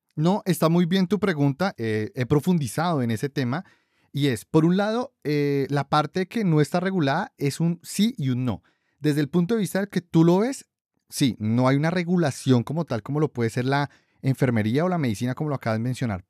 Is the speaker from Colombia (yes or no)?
yes; Colombia; los tres somos colombianos